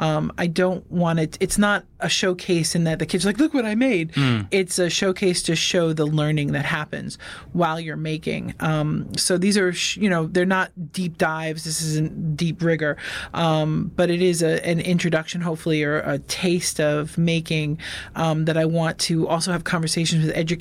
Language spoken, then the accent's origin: English; New York City, New York, United States; I'm from Queens.